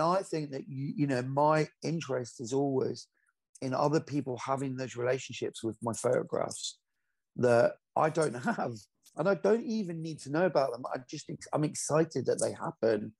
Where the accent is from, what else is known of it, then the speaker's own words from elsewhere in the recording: Glasgow, Scotland, United Kingdom; moved away; I'm originally from Glasgow